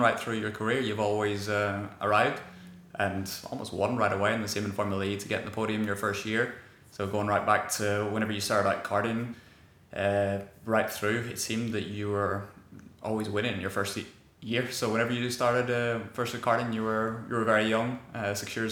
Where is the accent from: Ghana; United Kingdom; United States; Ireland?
Ireland; moved away; better English than half of my friends back home in Ireland.